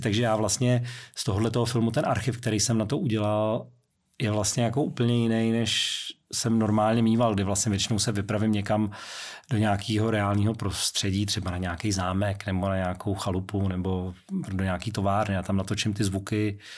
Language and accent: Czech; Prague, Czechia; moved away as an adult; also born or lived in United Kingdom; výtah v domě, kde jsem vyrůstal, na Vinohradech, v Polské ulici